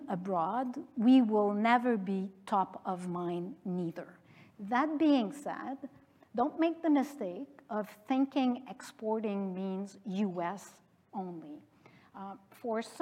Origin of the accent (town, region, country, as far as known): Canada; also born or lived in France